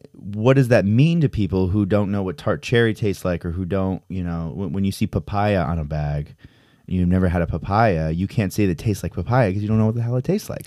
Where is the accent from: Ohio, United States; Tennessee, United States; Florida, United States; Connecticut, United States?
Connecticut, United States; now in New York, United States; I'm from Connecticut